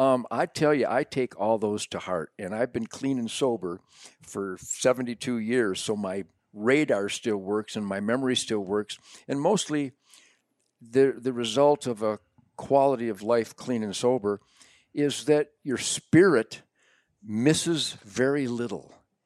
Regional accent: Detroit, Michigan, United States; born there; Now, I was born in Detroit, 1948.

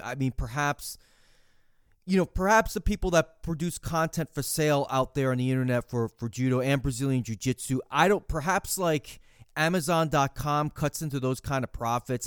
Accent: United States

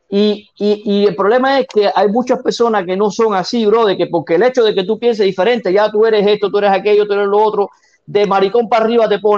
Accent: Cuba; Yo veo cómo, no, cómo nos tiramos, como los cubanos.

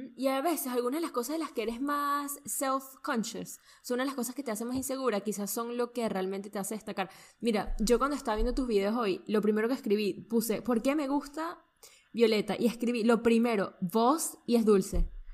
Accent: Venezuela; yo soy venezolana, entonces esto no es una expresión que yo uso mucho

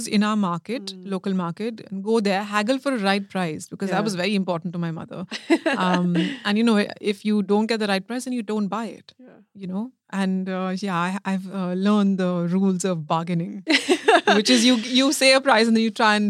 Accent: India; now in United Kingdom; being Indian and sort of understanding, you know, being like multilingual, because I understand, I don't speak everything fluently, but I understand.

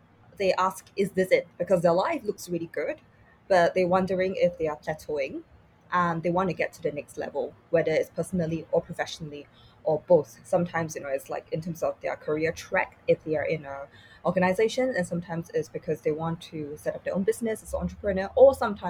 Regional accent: Singapore; growing up in Singapore

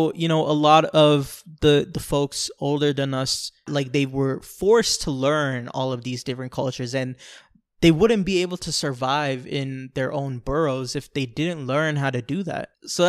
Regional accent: New York, United States; born there; when I was born in New York, there was a family that lived in the floor above us

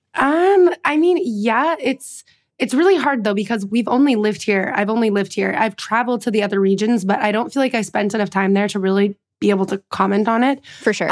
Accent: a small town in Western Massachusetts, United States; moved away as an adult; now in Paris, France; I am also an American, um, originally from a small town in Western Massachusetts

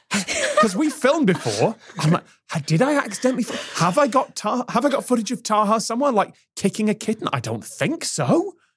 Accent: United Kingdom; I learned about the American westward expansion and the Wild West in my history class in the nineties in Britain

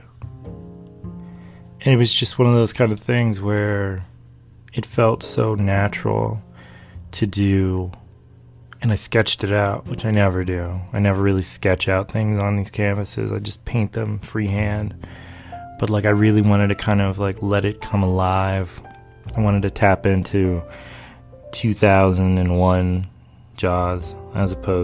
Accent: North Carolina, United States; moved away; also born or lived in D.C./Maryland area; I'm from North Carolina. I grew up in North Carolina.

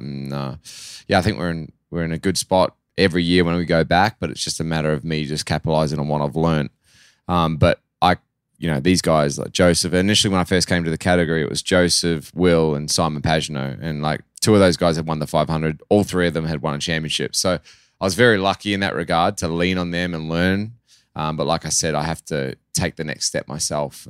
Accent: Australia; accent: Australian; moved away as an adult; also born or lived in New Zealand; now in United States; I lived a lot of my life in Australia. Um, I'm always a Kiwi, no matter what, but it's just, I grew up doing all my schooling there, basically

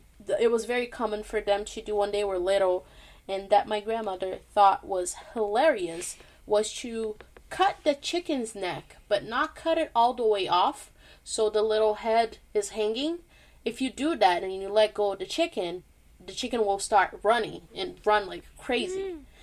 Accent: Boston, Massachusetts, United States; because, you know, we're from Boston, and we need to, like, do this, okay?

